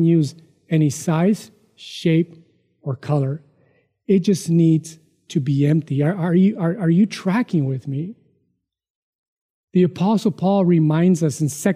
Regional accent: Mexico; moved away; growing up in Mexico, poor

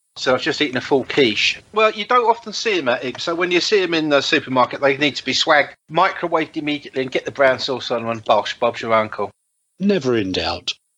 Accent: London, United Kingdom; also born or lived in Madeira; now in Canada; a kid who's from Peckham.

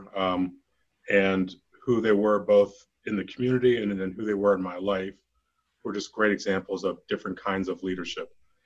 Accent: Western Pennsylvania, United States; now in Colorado, United States; I grew up in Western Pennsylvania in the 70s

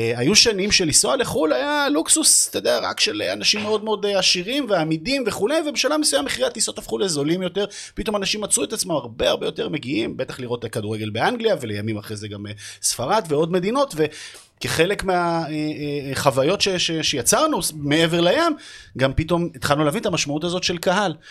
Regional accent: Jerusalem, Jerusalem District, Israel; moved away as an adult; now in Tel Aviv, Israel; אני ירושלמית שגרה בתל אביב.

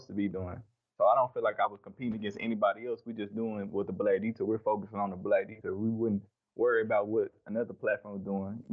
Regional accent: Dallas, Texas, United States; I'm from Dallas, Texas

